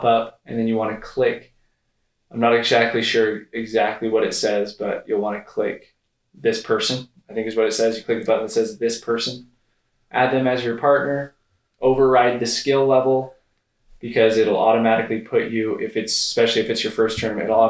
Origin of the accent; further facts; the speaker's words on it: Utah, United States; I'm from Utah